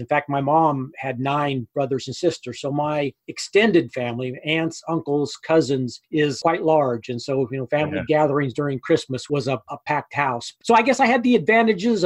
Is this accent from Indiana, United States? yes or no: no; Grinnell, Iowa, United States; I grew up in Grinnell, Iowa, which is located right between Des Moines and Iowa City